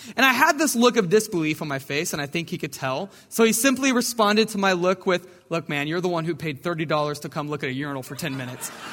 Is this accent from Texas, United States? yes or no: yes; Brenham, Texas, United States; I grew up in Brenham, Texas, right down the road